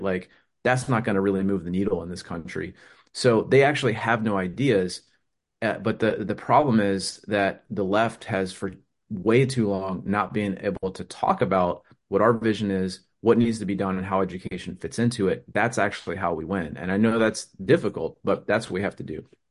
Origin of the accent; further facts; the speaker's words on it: United States; I'm an American